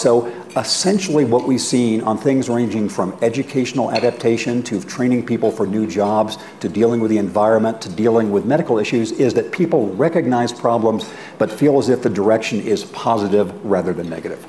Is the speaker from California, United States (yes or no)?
yes; Redlands, California, United States; my hometown of Redlands